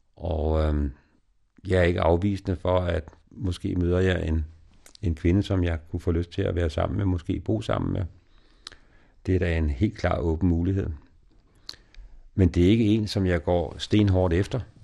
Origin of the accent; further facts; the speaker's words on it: Denmark; also born or lived in Ethiopia; hjemme i Danmark